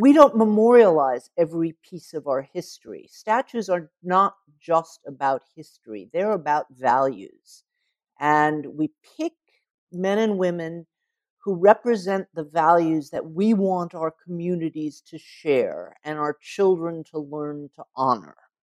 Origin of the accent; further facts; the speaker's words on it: the South, United States; But I didn't know that, and I grew up in the South.